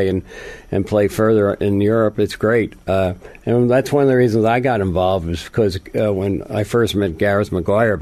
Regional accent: Northeast, United States; I'm from the Northeast

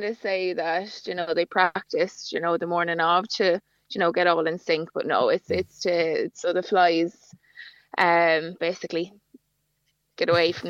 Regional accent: County Wexford, Ireland; I'm from Wexford

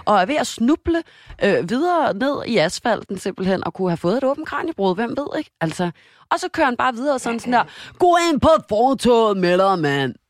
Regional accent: Denmark; moved away; jeg var hjemme i Danmark

